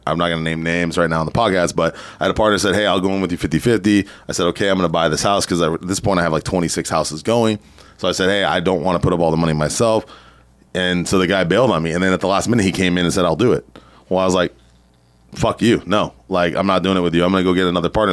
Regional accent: San Diego, California, United States; also born or lived in Riverside County, California; I grew up in San Diego.

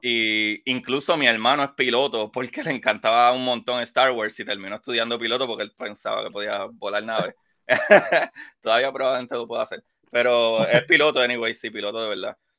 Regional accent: Puerto Rico; como puertorriqueño

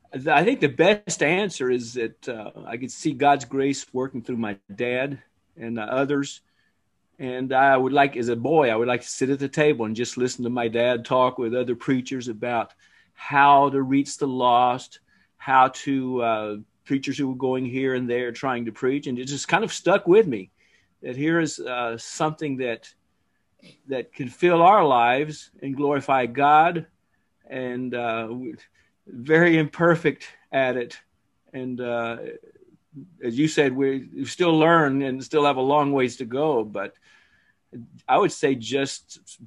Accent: New Jersey, United States; born there; also born or lived in Alabama; I was born here in New Jersey. The accent doesn't say New Jersey because I was raised all over, but my high school days were in Alabama.

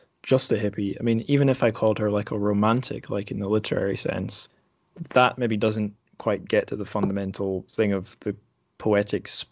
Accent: Scotland, United Kingdom; moved away; as a Scot, I maybe have a wee bit of a dual national identity

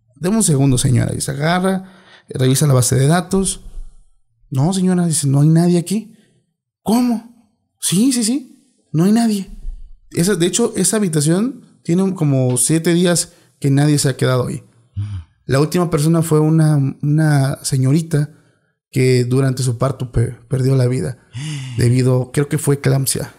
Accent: Oaxaca, Mexico; moved away; soy de Oaxaca

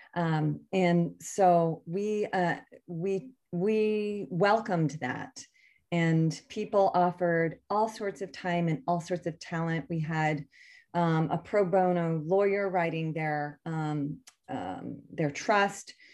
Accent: Connecticut, United States; we grew up in Connecticut

